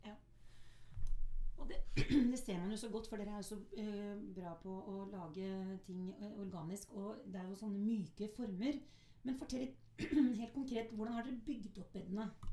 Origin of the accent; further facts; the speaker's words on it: Oslo, Norway; jeg er jo født og oppvokst i Oslo